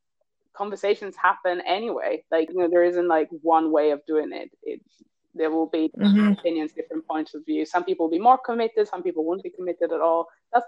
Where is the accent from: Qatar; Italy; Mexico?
Italy; I grew up in Italy